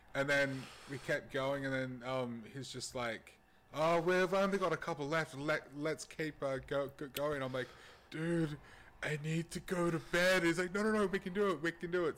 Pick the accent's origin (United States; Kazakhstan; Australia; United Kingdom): Australia; as an Australian